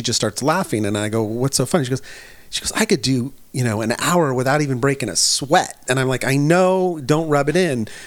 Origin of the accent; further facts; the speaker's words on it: California, United States; No, because I grew up in the Bay Area. Cool. Yes, my home, home away from home.